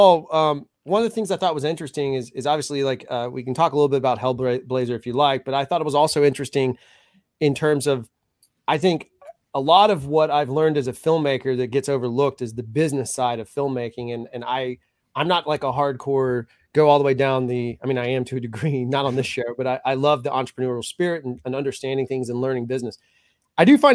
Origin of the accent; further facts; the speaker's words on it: Mobile, Alabama, United States; growing up in Mobile